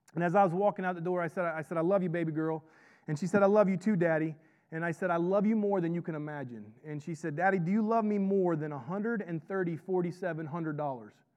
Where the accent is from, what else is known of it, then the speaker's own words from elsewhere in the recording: Florida, United States; I, I grew up in Florida